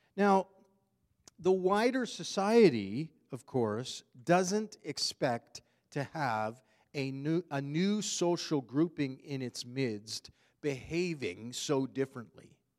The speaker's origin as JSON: {"language": "English", "country": "Canada", "said": "we are Canadian citizens"}